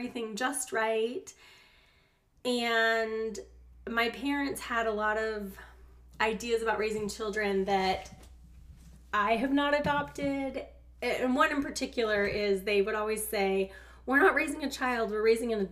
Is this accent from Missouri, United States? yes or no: no; Gilroy, California, United States; now in Dallas, United States; I grew up in California. I grew up in a wonderful little town called Gilroy